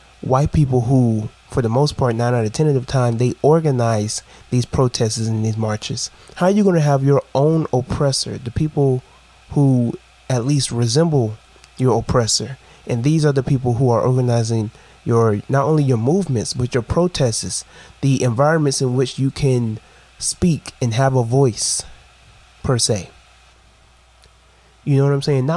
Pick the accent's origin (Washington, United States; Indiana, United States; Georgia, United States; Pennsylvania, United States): Georgia, United States; Brunswick; In my hometown.